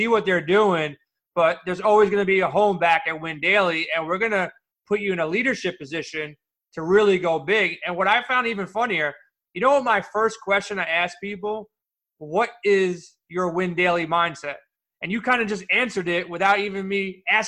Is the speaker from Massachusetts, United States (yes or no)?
no; New York City, New York, United States; I grew up in Queens